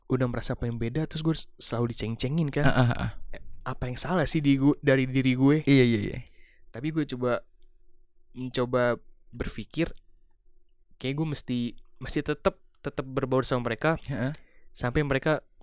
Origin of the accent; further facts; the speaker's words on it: Depok, West Java, Indonesia; also born or lived in Jakarta; gue lahir di Jakarta Timur. Yeah dan tumbuh besar di Depok